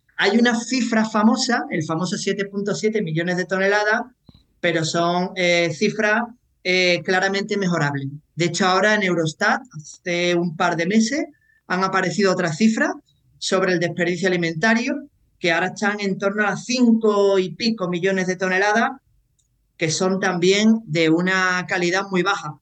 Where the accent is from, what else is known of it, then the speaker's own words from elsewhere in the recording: Seville, Andalusia, Spain; also born or lived in Croatia / Ireland; un andaluz sevillano en el extranjero